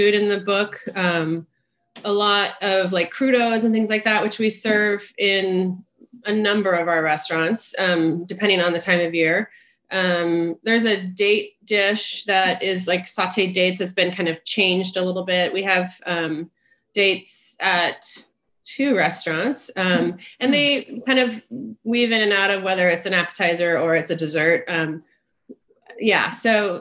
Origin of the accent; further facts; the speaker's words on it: the Northwest, Pacific Northwest, United States; I'm from the Northwest